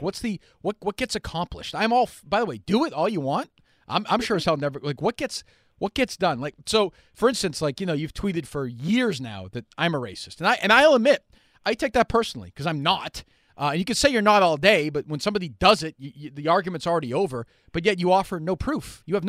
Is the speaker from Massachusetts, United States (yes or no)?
yes; Winchester, Massachusetts, United States; I grew up in Winchester.